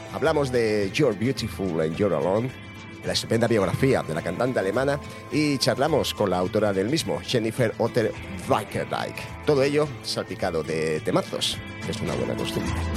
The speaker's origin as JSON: {"language": "Spanish", "town": "Badajoz", "region": "Extremadura", "country": "Spain", "said": "Yo soy pacense, yo soy de Badajoz"}